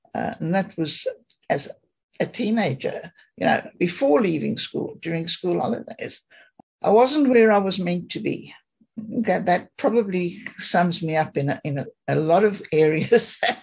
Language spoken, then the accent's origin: English; South Africa; I grew up in South Africa.